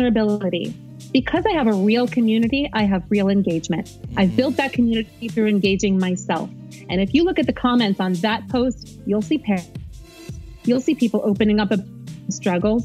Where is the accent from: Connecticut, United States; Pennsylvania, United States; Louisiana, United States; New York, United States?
New York, United States; New York City; moved away as an adult; now in Dallas, United States; I was born and raised in New York City